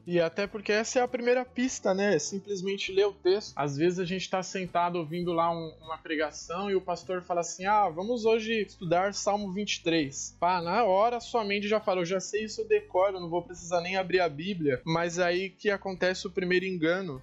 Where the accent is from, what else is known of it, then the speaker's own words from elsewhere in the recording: São Paulo, Brazil; Eu sou natural de São Paulo